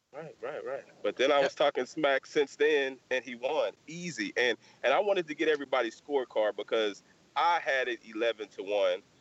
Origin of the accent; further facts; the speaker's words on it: Texas, United States; we're from Texas.